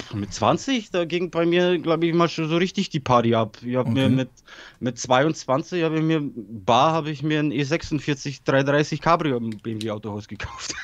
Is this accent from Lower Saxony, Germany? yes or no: no; Bavaria, Germany; German is a second language; moved away as an adult; also born or lived in Poland / Weißenfels; ich bin in Polen geboren und in ja. 92 nach Deutschland gekommen, so nach Bayern